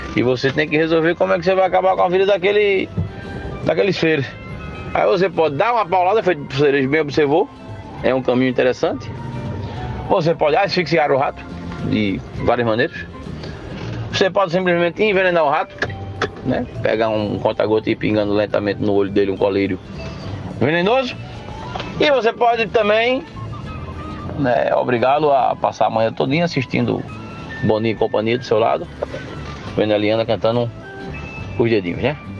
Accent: Limoeiro, Brazil; Eu que nasci completamente nu em Nimoeiro

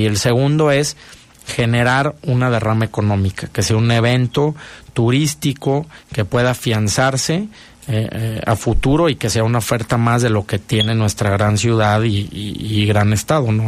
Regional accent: León, Guanajuato, Mexico; como buen eh, leonés y guanajuatense

